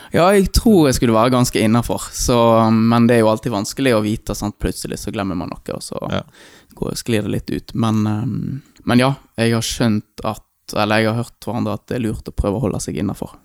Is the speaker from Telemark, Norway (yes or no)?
no; Eikanger, Vestland, Norway; born or raised there; also born or lived in India